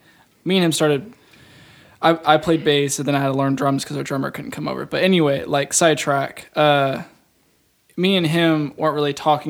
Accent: Evansville, Indiana, United States; I play drums. I'm born and raised here, as well.

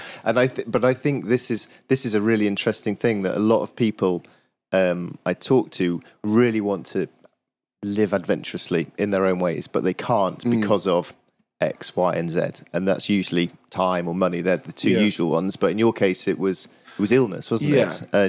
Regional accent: Yorkshire and the Humber, United Kingdom; It's one of the reasons that I'm spending a month cycling around Yorkshire is that I grew up in Yorkshire

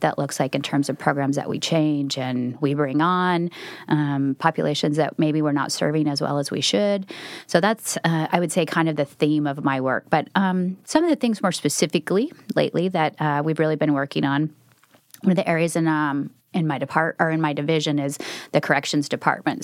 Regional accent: Twin Falls, Idaho, United States; moved away as an adult; now in Oregon, United States; I'm not a native Oregonian, so I grew up in Idaho.

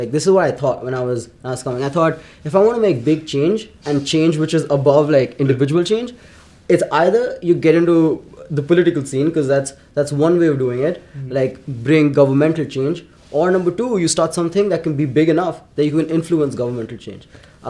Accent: New Delhi, Delhi, India; moved away as an adult; now in Kelowna, Canada; I was from New Delhi

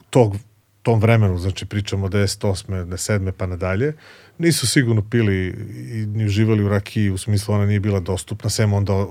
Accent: Kraljevo, Šumadija and Western Serbia, Serbia; moved away as an adult; also born or lived in Belgrade; rođen sam u Kraljevu, tamo sam završio osnovnu školu i gimnaziju

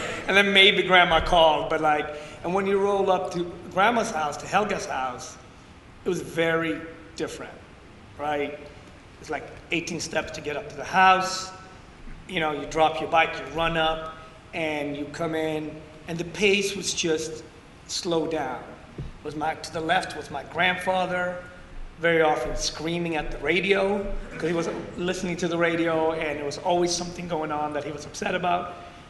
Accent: Ethiopia; born there; Yeah, I was born in Ethiopia in a tiny village outside the capital, 2 hours outside the capital. I was born in a hut

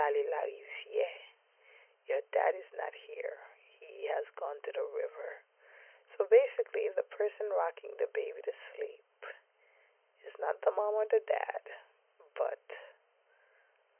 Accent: New York City, New York, United States; I am from East Flatbush, Brooklyn

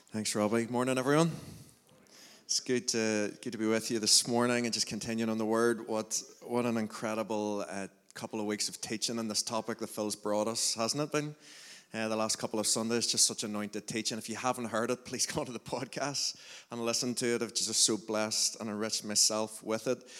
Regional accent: Lurgan, Northern Ireland, United Kingdom; we're all from Lurgan

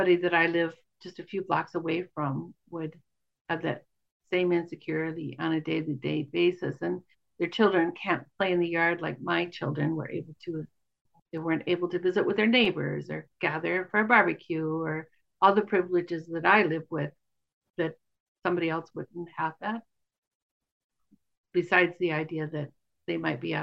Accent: United States; also born or lived in Wyoming / Montana; now in Northfield, United States; I grew up in Wyoming and Montana

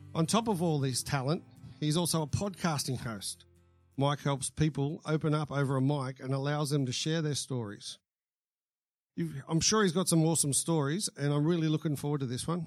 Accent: The Entrance, New South Wales, Australia; I grew up at the entrance

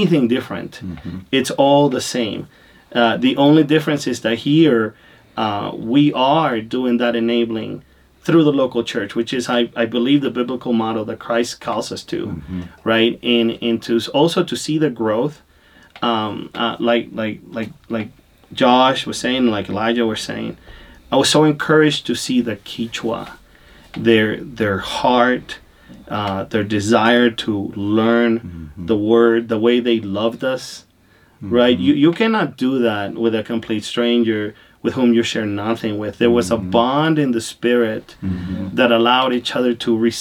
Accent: Honduras; also born or lived in Latin America; now in United States; I was born in Honduras. I grew up in Latin America.

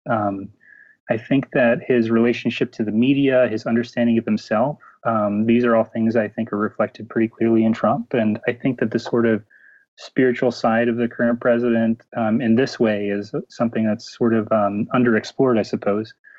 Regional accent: United States; now in Toronto, Canada; I'm an American and Dutch citizen, an expat living um, up here in the north

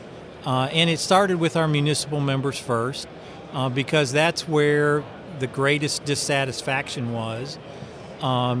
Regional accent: Chattanooga, Tennessee, United States; I'm from Chattanooga

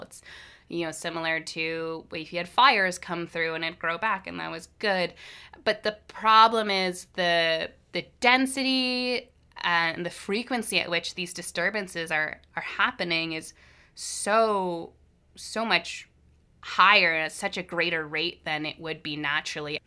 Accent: Hamilton, Ontario, Canada; moved away as an adult; now in Victoria, Canada; I'm from Hamilton, Ontario originally

